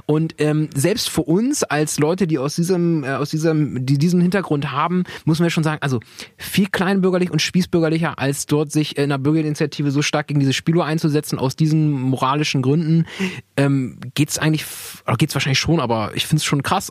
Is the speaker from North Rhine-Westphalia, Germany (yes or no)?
no; Weyhe, Lower Saxony, Germany; wir kommen ja aus Weil, wo Weil denn ist, dann sage ich, naja, ich bin eher gefühlter Bremer